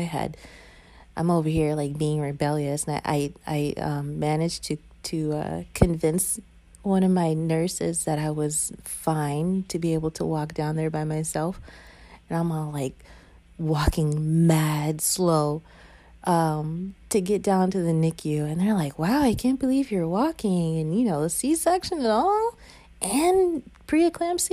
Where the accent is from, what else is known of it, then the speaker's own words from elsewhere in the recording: the South, United States; I was raised in the South